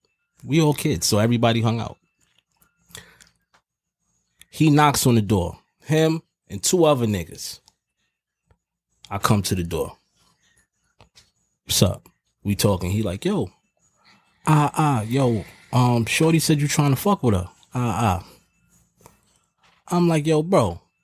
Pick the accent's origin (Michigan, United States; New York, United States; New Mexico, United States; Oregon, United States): New York, United States; New York City; I'm from Harlem for real, too.